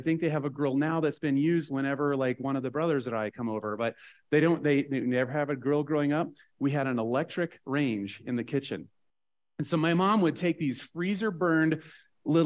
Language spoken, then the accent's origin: English; Nebraska, United States; also born or lived in Kansas; I grew up in Nebraska